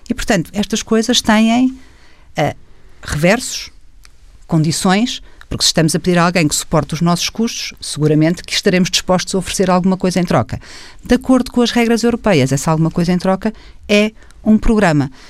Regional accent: Portugal; que me preocupa enquanto portuguesa

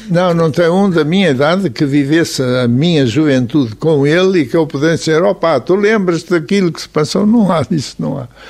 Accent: Porto, Norte, Portugal; sou nascido do Porto, vivo no Porto

